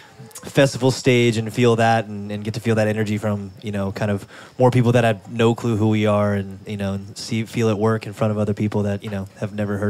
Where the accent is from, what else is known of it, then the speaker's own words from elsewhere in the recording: Maine, United States; we're from Maine.